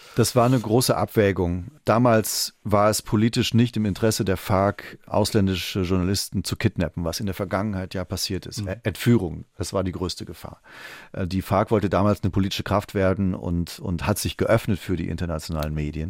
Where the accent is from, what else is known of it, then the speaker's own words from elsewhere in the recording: Trier, Rhineland-Palatinate, Germany; moved away as an adult; also born or lived in Rio de Janeiro; now in Berlin, Germany; Trier, wo ich aufgewachsen bin